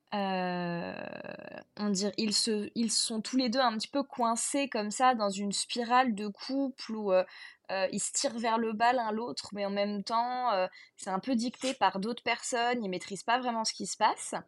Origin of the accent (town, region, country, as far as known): Bordeaux area, Nouvelle-Aquitaine, France